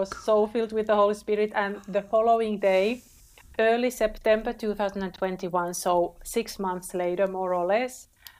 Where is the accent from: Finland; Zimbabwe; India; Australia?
Finland; moved away as an adult; I was born and raised in Finland, but I didn't really appreciate my country